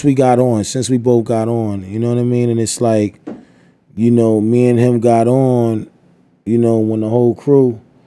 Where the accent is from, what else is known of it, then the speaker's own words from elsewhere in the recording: New York City, New York, United States; I'm from Staten